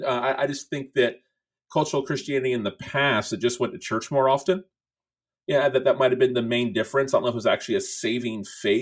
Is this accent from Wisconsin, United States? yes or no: no; Tallahassee, Florida, United States; I'm a pastor in my hometown where I grew up in Tallahassee, Florida